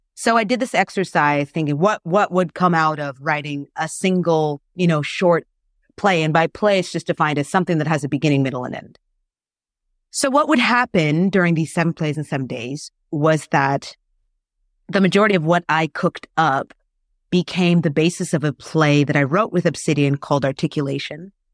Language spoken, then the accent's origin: English; Florida, United States; moved away as an adult; also born or lived in South Korea; now in Canada; I'm originally from the States. I'm from Florida. And, you know, growing up in the States